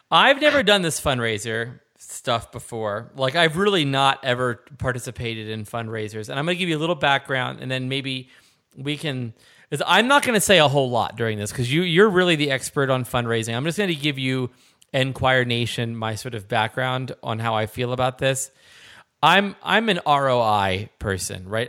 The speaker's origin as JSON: {"language": "English", "town": "Philadelphia", "region": "Pennsylvania", "country": "United States", "said": "I'm from the Philadelphia area, so we say hoagies"}